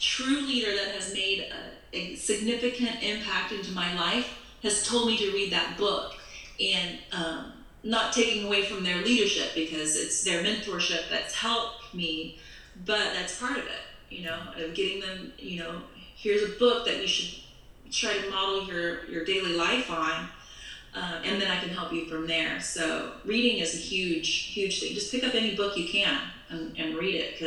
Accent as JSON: {"language": "English", "town": "College Station", "region": "Texas", "country": "United States", "tie": "born or raised there", "also_born_or_lived": "New York", "moved": "yes", "lives_now": "Los Angeles, United States", "said": "I grew up in College Station"}